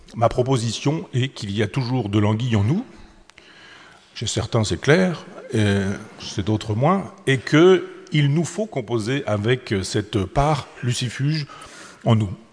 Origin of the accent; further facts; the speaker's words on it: Chambois, Normandy, France; les anguilles de mon enfance, celle euh, du, du, petit lavoir de mon village natal à Chambois